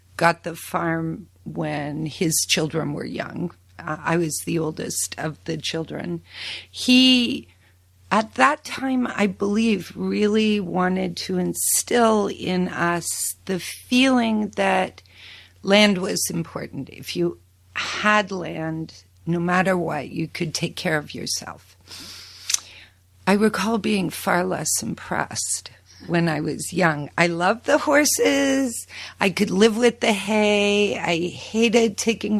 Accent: Prince Edward County, Ontario, Canada; moved away; also born or lived in Paris, France / New York / Michigan / Guelph; I decided to move back to the farm and give my children a chance to experience the same kinds of things that I had experienced growing up

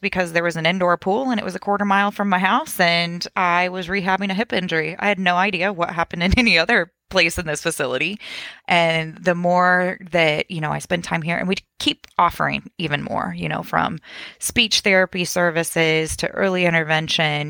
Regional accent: Champaign, Illinois, United States; I'm born and raised in Champaign

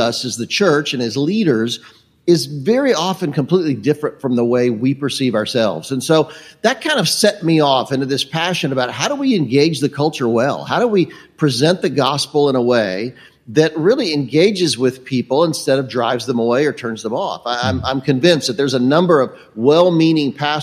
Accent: Charlotte, North Carolina, United States; I grew up in Charlotte, North Carolina.

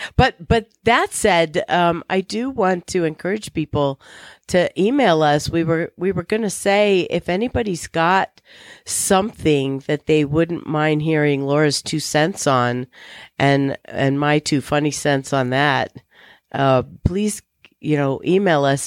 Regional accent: Virginia, United States; I grew up in Virginia

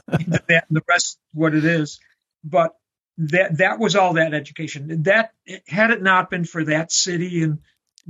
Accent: Buffalo, New York, United States; my hometown in Buffalo, New York

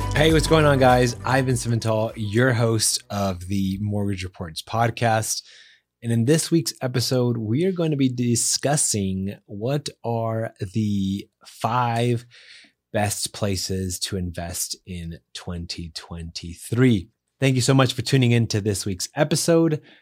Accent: Las Vegas, Nevada, United States; my home state and city, Las Vegas, Nevada

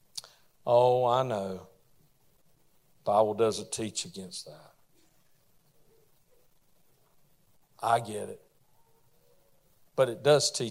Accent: the South, United States; I'm from the South

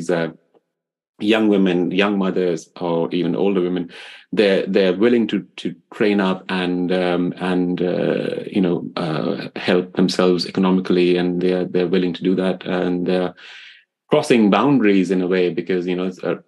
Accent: Delhi, India; moved away; growing up in India, I grew up in the old city of Delhi

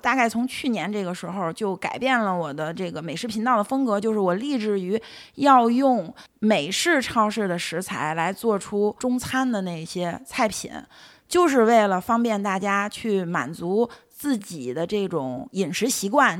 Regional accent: northern China, China; 我是北方吃粽子，都是吃那个寿沙馅儿的粽子，里面加那个蜜枣

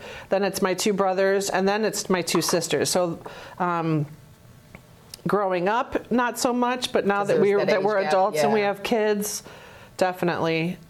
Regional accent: Canada; I was born in Canada, so I was kind of drawn to taking French in high school.

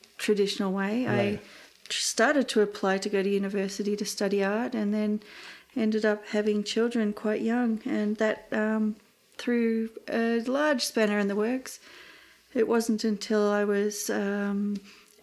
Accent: Australia; myself as just an Australian artist

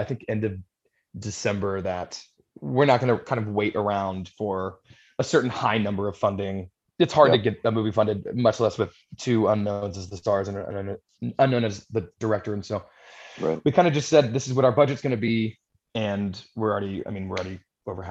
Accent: Texas, United States; moved away; I was raised in Texas

